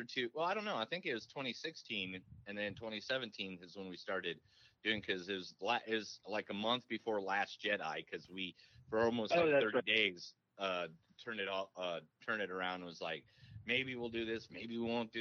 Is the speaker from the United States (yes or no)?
yes; Indiana, United States; moved away; I'm from a small little Amish town in Indiana. That's where I was born and raised